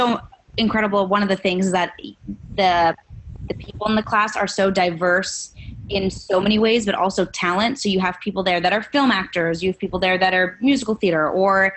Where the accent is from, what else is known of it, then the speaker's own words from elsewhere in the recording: New York, United States; I was born and raised in New York. I was born in Brooklyn, raised there, and then in Queens